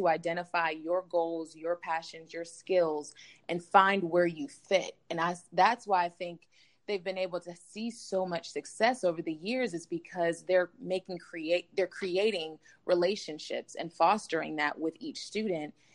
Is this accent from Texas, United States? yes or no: no; South Carolina, United States; being from South Carolina and having the experiences that I've had just growing up in the South